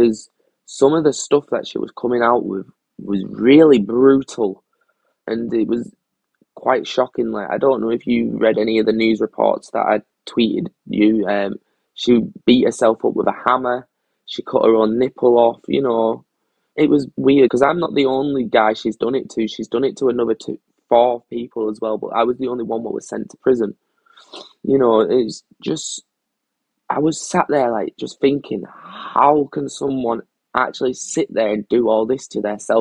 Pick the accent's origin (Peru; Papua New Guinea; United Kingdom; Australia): United Kingdom; Cumbria, North West England; I wasn't allowed to my hometown. I wasn't allowed to where I live or where I came from. I had to go stay with a friend further up in North Cumbria